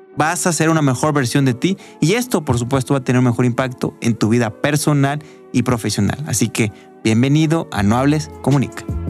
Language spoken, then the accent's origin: Spanish; Mexico; Socialmente los mexicanos celebramos la vida